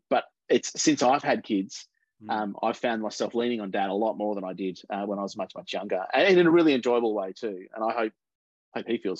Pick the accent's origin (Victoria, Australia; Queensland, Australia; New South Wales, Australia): Victoria, Australia; Mornington Peninsula; also born or lived in Melbourne; I grew up down on the Mornington Peninsula, so a little bit out of town.